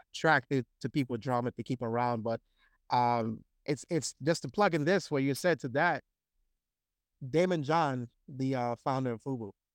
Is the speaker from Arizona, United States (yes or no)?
no; Brooklyn, New York, United States; I'm from Brooklyn